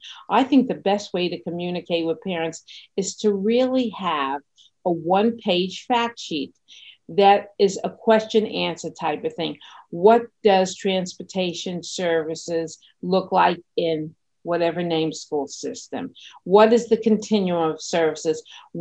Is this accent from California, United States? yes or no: no; New York City, New York, United States; I grew up in Brooklyn, New York